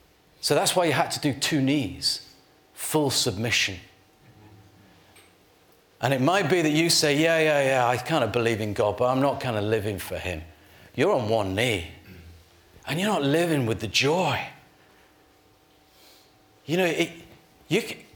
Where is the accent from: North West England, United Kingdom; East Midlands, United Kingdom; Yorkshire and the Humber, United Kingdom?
Yorkshire and the Humber, United Kingdom; I'm from Yorkshire.